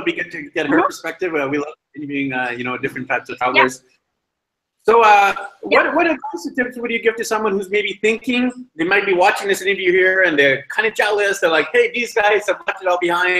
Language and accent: English; Vancouver, British Columbia, Canada; moved away; I'm from Vancouver